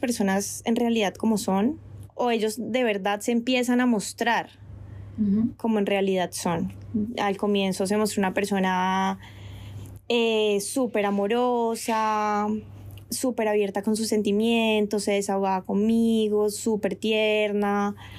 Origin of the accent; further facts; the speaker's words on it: Colombia; moved away as an adult; also born or lived in France; now in Spain; yo me devolvía para Colombia a ver a mi familia